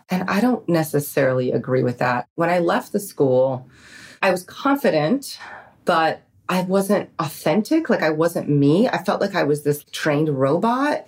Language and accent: English; New York, United States; I grew up in New York